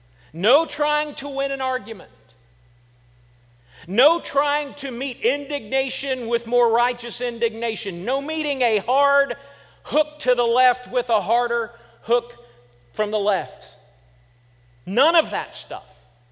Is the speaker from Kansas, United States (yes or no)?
yes; Kansas, United States; And I said I was from Kansas. That is nowhere, that is not being a Southerner.